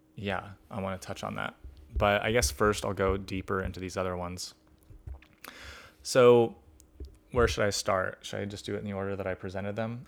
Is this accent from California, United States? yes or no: yes; Sacramento, California, United States; my hometown of Sacramento